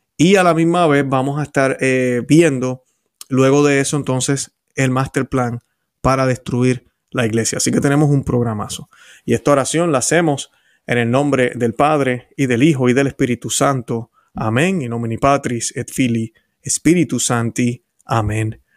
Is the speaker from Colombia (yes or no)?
no; Puerto Rico; yo recuerdo haber visto de pequeño en la televisión en Puerto Rico